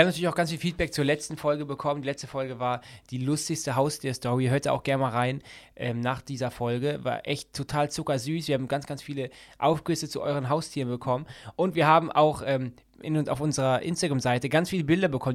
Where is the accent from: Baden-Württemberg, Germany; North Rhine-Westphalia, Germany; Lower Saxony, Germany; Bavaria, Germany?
North Rhine-Westphalia, Germany; Düsseldorf; ich liebe ja meine Heimatstadt Düsseldorf.